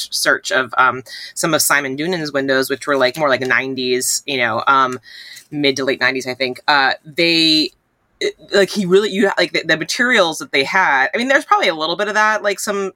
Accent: tri-state area, United States; growing up in the Tri-State area, I went, my dad works in Manhattan

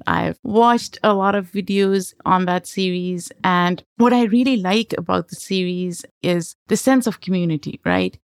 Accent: Lahore, Punjab, Pakistan; moved away as an adult; also born or lived in Denver, United States; I grew up in Lahore in Pakistan, metropolitan city, very crowded

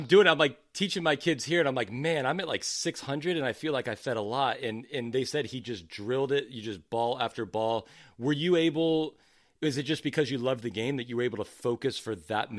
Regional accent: California, United States; born there; also born or lived in East Coast, United States; I was born in California, but I didn't start playing tennis till I moved to the East Coast.

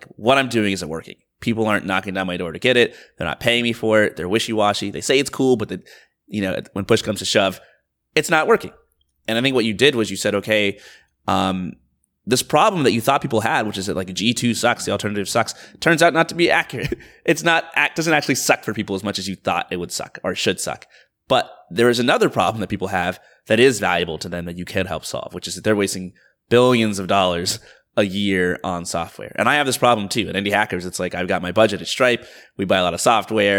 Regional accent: Georgia, United States; I grew up like very middle class in like the suburbs of Georgia

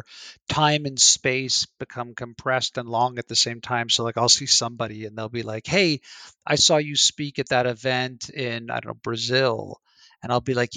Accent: Canada; I'm Canadian

